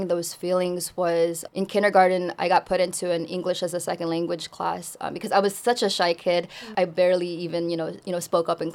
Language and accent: English; Bay Area, California, United States; English is a second language; also born or lived in Philippines; I grew up in such a diverse community like the Bay Area